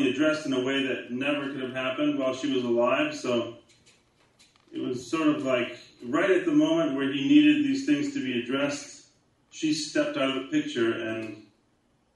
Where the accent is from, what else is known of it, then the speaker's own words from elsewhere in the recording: Ireland; I'm Irish